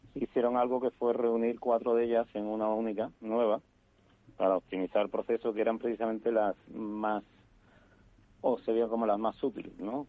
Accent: Seville, Andalusia, Spain; yo tengo que decir como sevillano

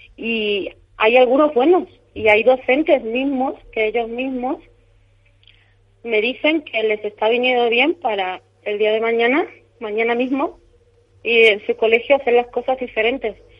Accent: Córdoba, Andalusia, Spain; now in Madrid, Spain; Yo soy de Córdoba, vivo en Madrid

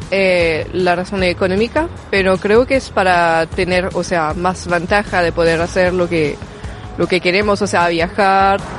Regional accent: France; moved away; en mi país, por ejemplo, en Francia

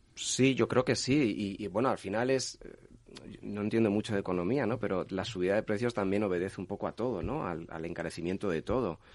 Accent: Castilla-La Mancha, Spain; como manchego que soy

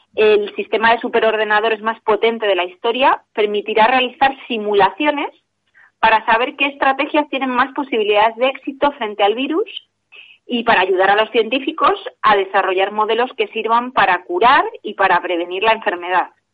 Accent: Spain; como españoles

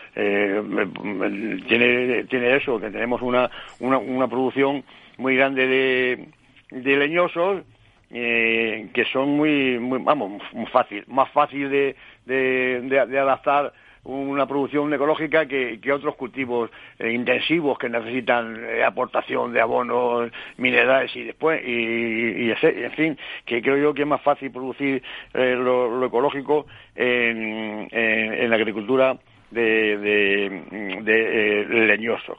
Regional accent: Toledo, Castilla-La Mancha, Spain; como toledano, pues en la caza es lo que nos gusta.

